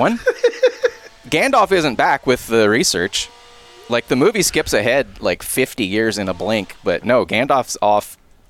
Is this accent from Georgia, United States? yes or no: yes; Georgia, United States; I was born in Georgia.